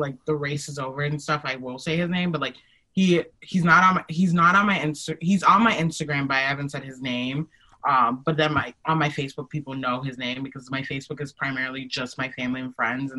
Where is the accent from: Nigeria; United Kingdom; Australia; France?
Nigeria; I'm Nigerian. That's my political affiliation.